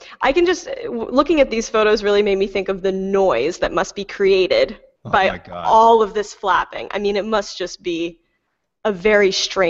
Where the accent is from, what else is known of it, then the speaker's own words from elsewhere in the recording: New York, United States; as a New Yorker